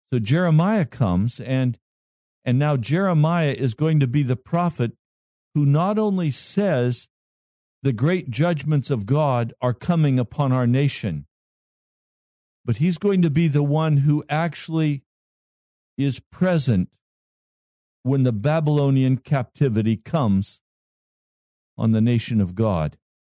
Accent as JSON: {"language": "English", "region": "Colorado", "country": "United States", "tie": "born or raised there", "said": "That's my home state"}